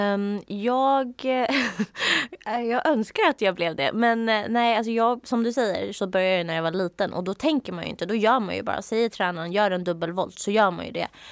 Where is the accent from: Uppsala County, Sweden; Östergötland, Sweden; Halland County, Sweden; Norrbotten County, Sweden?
Uppsala County, Sweden; outside Uppsala; jag växte upp utanför Uppsala